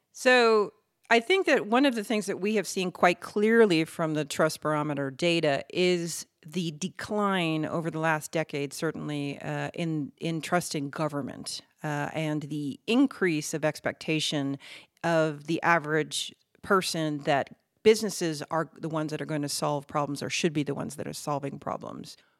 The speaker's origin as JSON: {"language": "English", "country": "United States", "accent": "American", "moved": "as an adult", "lives_now": "Netherlands", "said": "I am American, and I've been living in the Netherlands for twenty years"}